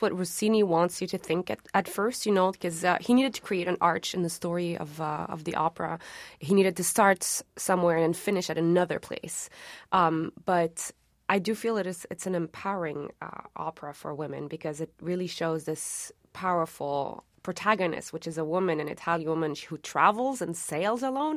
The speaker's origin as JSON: {"language": "English", "town": "Montreal", "region": "Quebec", "country": "Canada", "tie": "born or raised there", "also_born_or_lived": "Tunisia", "said": "I grew up in Montreal, but I would go back to, uh, Tunisia kind of every second summer"}